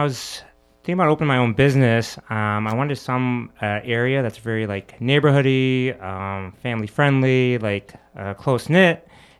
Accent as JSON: {"language": "English", "region": "Michigan", "country": "United States", "tie": "born or raised there", "lives_now": "Chicago, United States", "said": "Well, I'm actually from Michigan, not a Chicagoan. I'm a Michigander, but still Midwesterner. So grew up in Michigan, went to University of Michigan."}